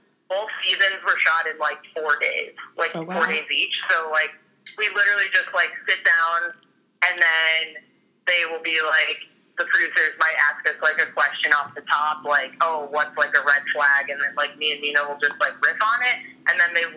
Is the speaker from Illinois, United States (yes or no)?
yes; Chicago, Illinois, United States; moved away; also born or lived in Toronto, Canada; I grew up in Chicago, but I had been living in Toronto the last, like, 4 years.